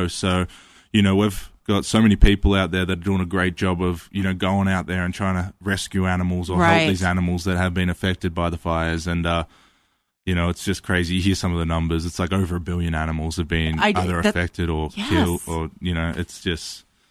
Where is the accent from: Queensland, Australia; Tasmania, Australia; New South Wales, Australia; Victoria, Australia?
Victoria, Australia; Melbourne; Yeah, so I grew up in Melbourne, Australia, pretty central, inner city kind of grew up.